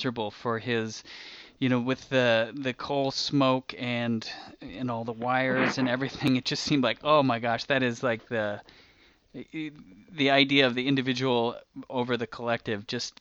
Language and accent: English; the West, United States; I grew up in the West